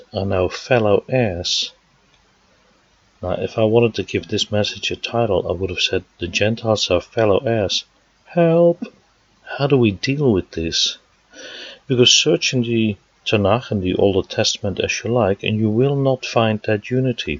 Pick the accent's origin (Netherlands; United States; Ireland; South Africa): Netherlands; moved away; Now, as you can hear from my accent, I was born in the Netherlands